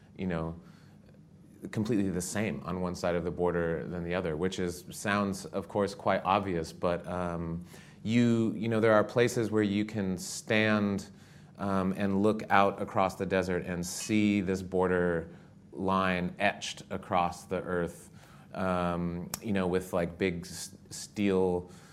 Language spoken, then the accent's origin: English; Southwest, United States; moved away as an adult; I grew up in the Southwest